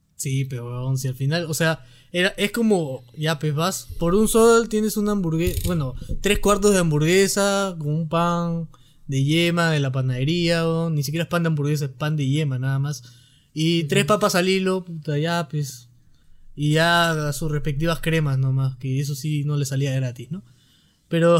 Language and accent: Spanish; Peru; los peruanos somos así